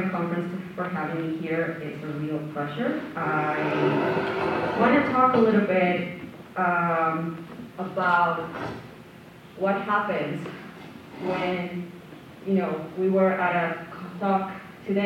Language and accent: English; Colombia; now in Victoria, Canada; I'm originally from Colombia